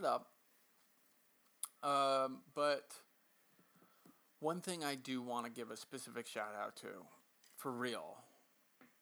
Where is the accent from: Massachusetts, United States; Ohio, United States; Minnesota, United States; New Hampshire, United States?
Massachusetts, United States; Western; I grew up in Western Massachusetts, and it's just a hop skip north.